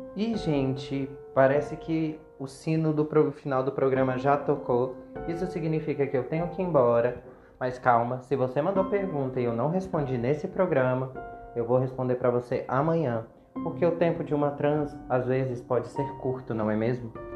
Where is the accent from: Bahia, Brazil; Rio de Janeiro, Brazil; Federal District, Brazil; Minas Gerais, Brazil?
Federal District, Brazil; Brasília; nascida e criada em Brasília